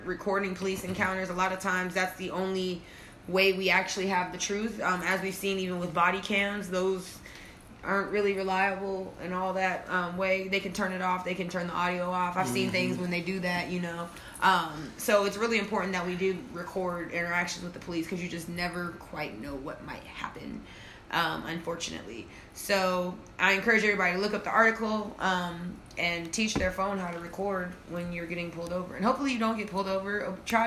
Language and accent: English; Midwest, United States; moved away; I'm from the Midwest